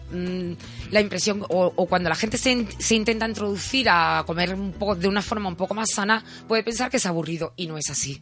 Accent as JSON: {"language": "Spanish", "area": "Cádiz", "region": "Andalusia", "country": "Spain", "moved": "yes", "said": "yo soy gaditana"}